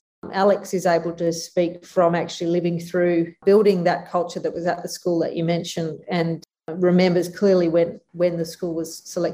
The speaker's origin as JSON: {"language": "English", "town": "Canberra", "region": "Australian Capital Territory", "country": "Australia", "tie": "born or raised there", "moved": "yes", "lives_now": "Melbourne, Australia", "said": "I grew up in Canberra"}